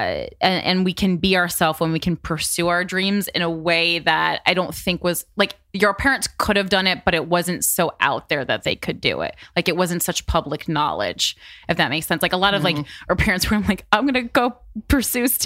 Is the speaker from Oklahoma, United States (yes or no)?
no; New Jersey, United States; I'm from Jersey